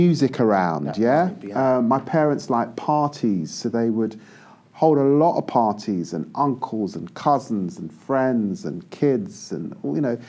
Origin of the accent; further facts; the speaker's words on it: London, United Kingdom; Growing up in Tottenham during the 1970s and 80s, well, the first thing to say is that I grew up in a typically West Indian home